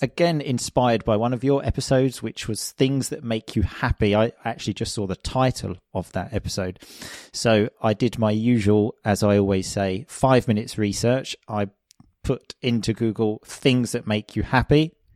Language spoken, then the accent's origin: English; England, United Kingdom; moved away as an adult; also born or lived in Sicily; I'm obviously from England, which, as I think most people know, is not the sunniest place in the world